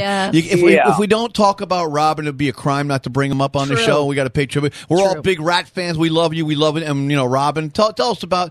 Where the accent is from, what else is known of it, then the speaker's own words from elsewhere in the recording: New York, United States; We came from New York.